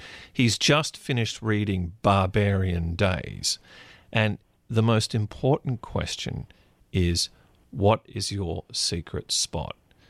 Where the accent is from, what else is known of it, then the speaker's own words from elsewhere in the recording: Canberra, Australian Capital Territory, Australia; also born or lived in Sydney; I grew up in Canberra, which for listeners unfamiliar with the geography of Australia, it's about 3 or 4 hours inland from the coast